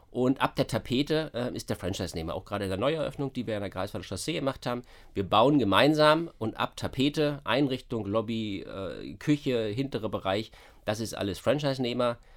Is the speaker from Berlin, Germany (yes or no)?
yes; Berlin, Germany; das kennt man halt als Berliner nicht so.